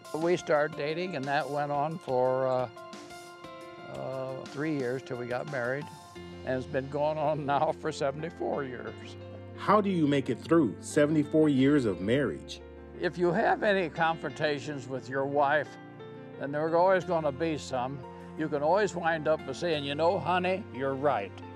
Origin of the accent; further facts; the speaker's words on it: Lexington, Ohio, United States; I was raised in Lexington, Ohio, small village.